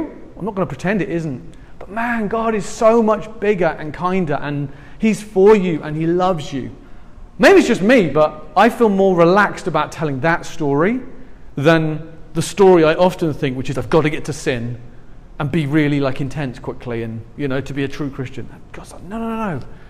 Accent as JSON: {"language": "English", "region": "England", "country": "United Kingdom", "said": "I'm from England"}